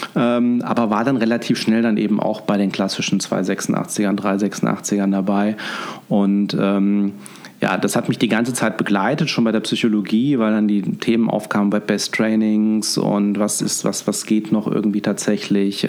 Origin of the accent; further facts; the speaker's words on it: Fulda, Hesse, Germany; moved away as an adult; also born or lived in Münster / Cologne; now in Düsseldorf, Germany; Ich bin äh, Osthesse, ich bin in Fulda geboren und ähm, ja, bin dann über das äh, Studium ins Rheinland gekommen.